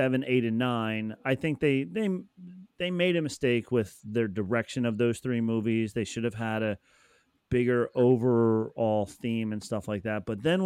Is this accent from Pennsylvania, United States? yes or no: yes; Pennsylvania, United States; now in New Jersey, United States; I grew up in Pennsylvania, right on the other side of...